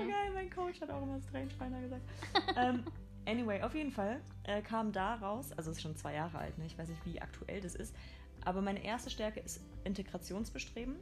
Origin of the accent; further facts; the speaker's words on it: Mainz, Rhineland-Palatinate, Germany; first language German; komme aus Mainz, ich bin ein Mainzer Mädchen, aus Deutschland.